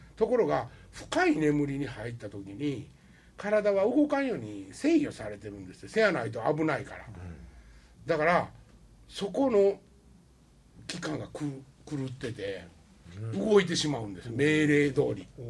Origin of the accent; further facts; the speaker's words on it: Wakayama, Japan; moved away; 和歌山の出身やから